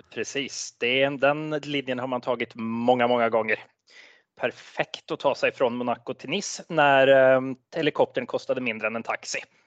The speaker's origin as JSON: {"language": "Norwegian", "country": "Sweden", "also_born_or_lived": "Norway", "accent": "Svorsk", "said": "en svensk uten flyskam. Men det kan vel ha, det er vel anledningen at jeg er halvt norsk"}